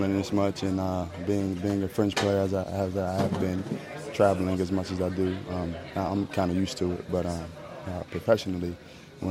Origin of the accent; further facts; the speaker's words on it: West Virginia, United States; I'm from this area, man. I'm from the Midwest East Coast area. So I'm from West Virginia